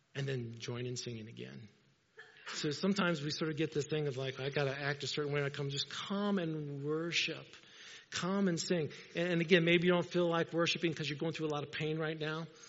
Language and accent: English; Indiana, United States; I'm a farm boy. I grew up in Indiana